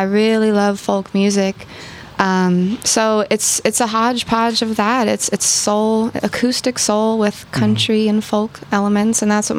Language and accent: English; Oakland, California, United States; also born or lived in Berkeley; But I was raised in Oakland my whole life. I've never lived anywhere else.